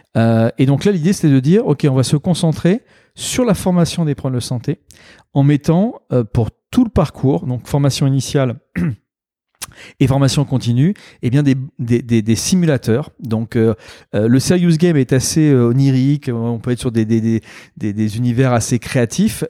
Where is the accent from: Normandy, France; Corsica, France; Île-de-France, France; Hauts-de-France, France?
Normandy, France; moved away as an adult; now in Bordeaux, France; je suis né en Normandie